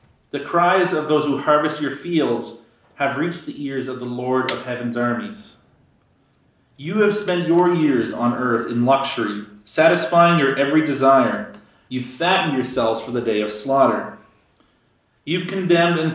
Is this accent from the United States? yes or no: no; Canada